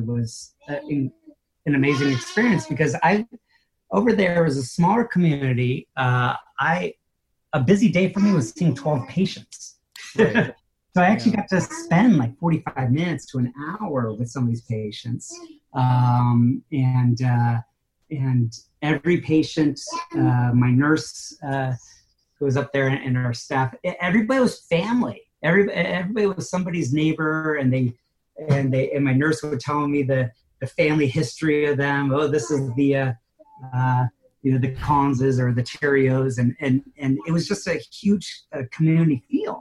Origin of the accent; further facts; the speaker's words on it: California, United States; moved away; also born or lived in New York / Caribou, Maine; I'm originally born and raised in California